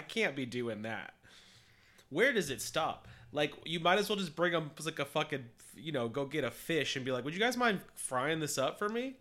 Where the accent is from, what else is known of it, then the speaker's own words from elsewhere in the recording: United States; we're American